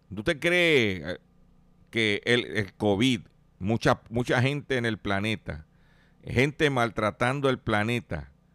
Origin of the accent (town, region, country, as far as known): Puerto Rico